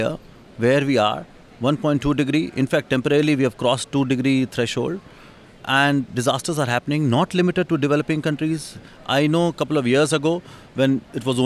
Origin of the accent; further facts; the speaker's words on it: India; I come from India